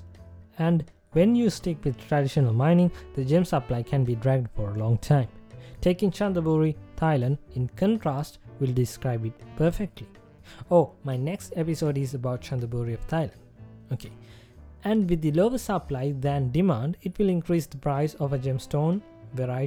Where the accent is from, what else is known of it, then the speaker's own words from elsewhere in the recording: Sri Lanka; my home country